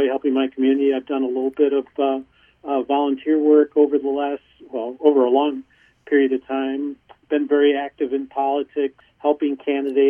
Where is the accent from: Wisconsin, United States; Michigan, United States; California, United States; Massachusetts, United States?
Wisconsin, United States; Milwaukee; also born or lived in Champaign-Urbana, Illinois / Madison, Wisconsin; I grew up in Milwaukee.